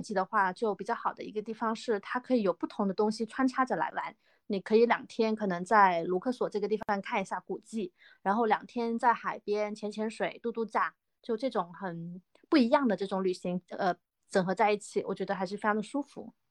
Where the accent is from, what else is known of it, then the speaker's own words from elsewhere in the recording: Guangdong, China; now in Zhejiang, China; 我是一个土生土长的广东人，但是现在在，呃，浙江省，呃，打工中